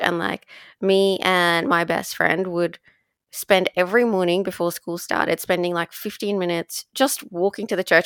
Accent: Dubai, United Arab Emirates; growing up in Dubai

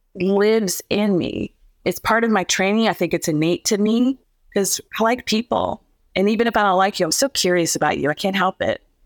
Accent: Canton, Ohio, United States; moved away; also born or lived in Houston / Chicago; I was raised in Canton, Ohio, which is a small little mill town in Ohio in the middle of the Midwest.

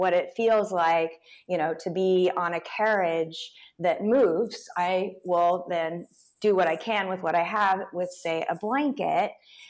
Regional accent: Tulsa, Oklahoma, United States; I grew up in Tulsa, Oklahoma.

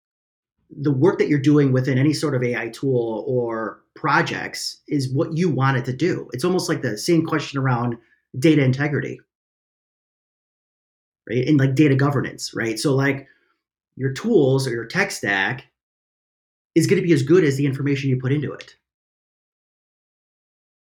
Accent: Chicago, Illinois, United States; I'm from Chicago

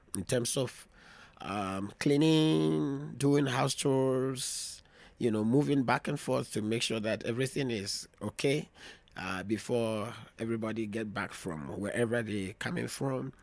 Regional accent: Volta, Ghana; moved away; also born or lived in Greater Accra, Ghana / Europe / United States; by region, I'm from the Volta region. I grew up in Volta region before coming to the, um, to the city of Greater Accra.

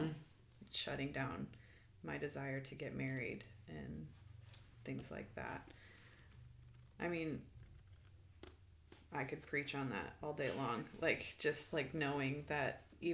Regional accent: Midwest, United States; You know, like even the grass, like I grew up in the Midwest, like the lush grass

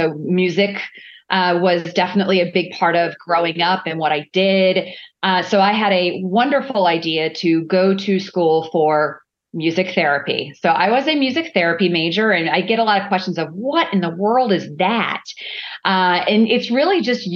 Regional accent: Orlando, Florida, United States; Born and raised in Orlando, Florida. I think third generation Orlandian

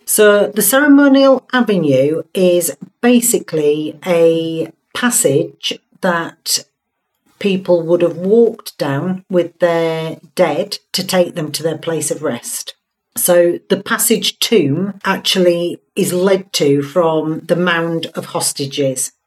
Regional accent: Hull, Yorkshire and the Humber, United Kingdom; I call it Tara because I'm from Hull

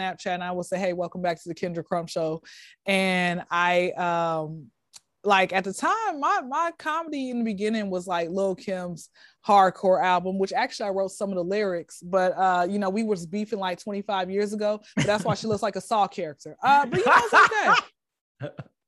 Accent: Atlanta, Georgia, United States; I'm from Atlanta, for all the ones that don't know. I don't know if you can tell my accent or whatever, or my voice or whatever, but I'm from Atlanta

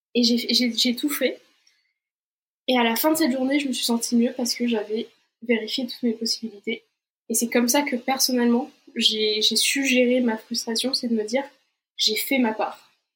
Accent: Brazil; moved away; also born or lived in Portugal / France; je suis brésilienne, donc j'ai pas de nationalité euh, européenne

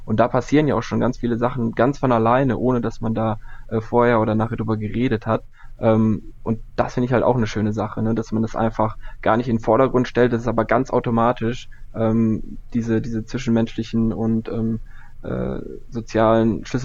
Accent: Cologne, North Rhine-Westphalia, Germany; das Ding ist ja, ich komme ja eigentlich aus Köln.

